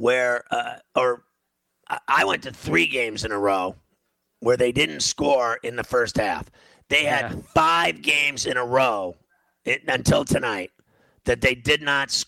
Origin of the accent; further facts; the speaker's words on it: Pittsburgh, Pennsylvania, United States; I'm from Pittsburgh